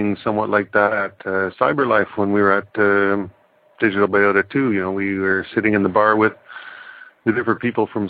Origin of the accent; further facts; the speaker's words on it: Canada; now in Netherlands; I'm a Canadian living in the Netherlands